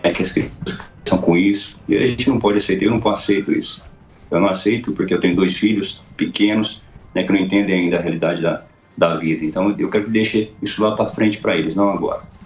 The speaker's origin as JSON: {"language": "Portuguese", "town": "Iturama", "region": "Minas Gerais", "country": "Brazil", "tie": "born or raised there", "said": "eu sou mineiro, do Triângulo Mineiro, minha cidade se chama Iturão, Minas Gerais."}